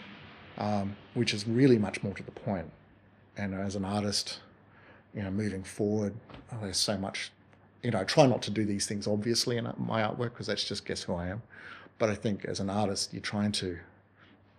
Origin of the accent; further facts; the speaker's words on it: Tasmania, Australia; now in Toowoomba, Australia; I grew up in Tasmania